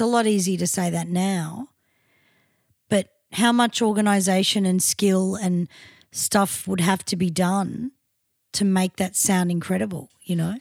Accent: Australia; as an Australian

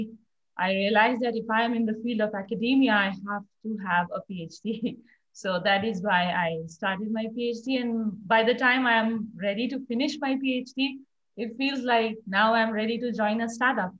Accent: India; I'm from India

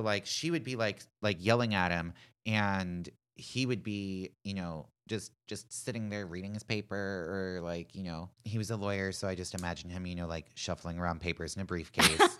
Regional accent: Pittsburgh, Pennsylvania, United States; my hometown of Pittsburgh

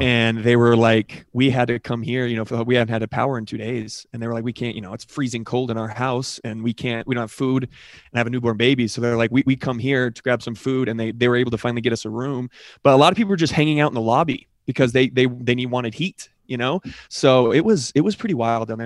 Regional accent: Colorado, United States; I'm from Colorado

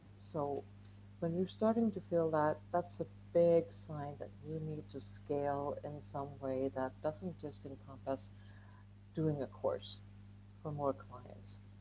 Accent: Sweden; moved away as an adult; now in Spain; I'm I'm from Sweden

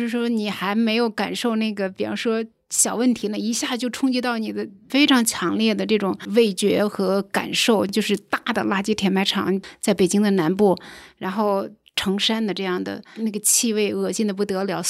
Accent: Hebei, China; moved away as an adult; also born or lived in Canada / Southern California, United States / Beijing; now in Shangrao, China; 因为我小时候在华北地区的乡村长大， 啊，河北， 河北，对，那个时候的生长的环境自然条件非常好

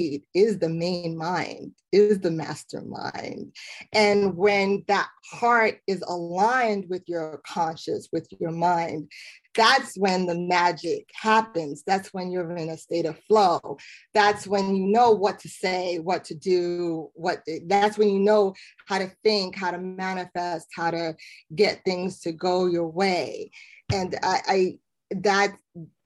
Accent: New York City, New York, United States; I'm from Brooklyn

